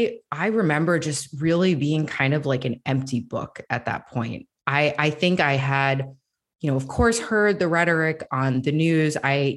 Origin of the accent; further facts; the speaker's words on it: Florida, United States; because our community that I grew up in Northeast Florida did not have many, if any, Muslim families.